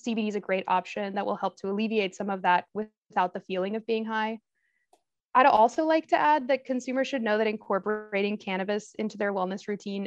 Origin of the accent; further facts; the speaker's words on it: Texas, United States; I grew up in Texas with Nicaraguan parents